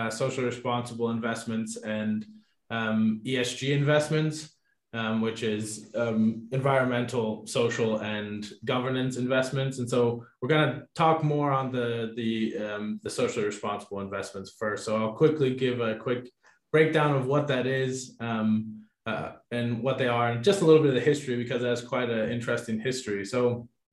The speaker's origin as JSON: {"language": "English", "country": "United States", "moved": "yes", "lives_now": "Switzerland", "said": "as an American"}